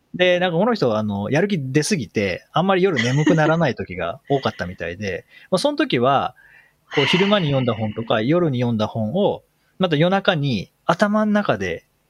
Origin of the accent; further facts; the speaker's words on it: Japan; 僕らが、日本人が